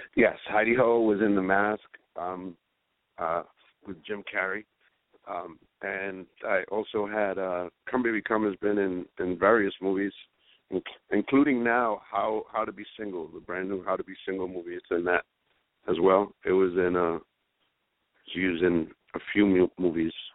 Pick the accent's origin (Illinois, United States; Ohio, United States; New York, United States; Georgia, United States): New York, United States; New York City; we we grew up in Spanish Harlem